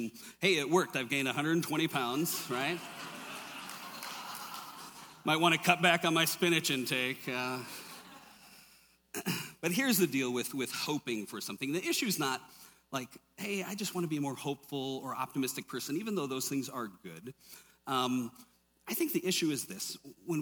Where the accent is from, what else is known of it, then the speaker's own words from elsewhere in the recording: Minnesota, United States; grew up in Minnesota, lots of us Irish and Germans up there